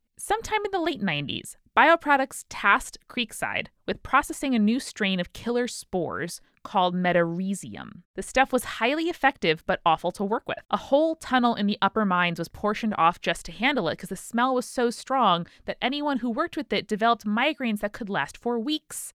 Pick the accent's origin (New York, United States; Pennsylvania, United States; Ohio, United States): New York, United States; as New Yorkers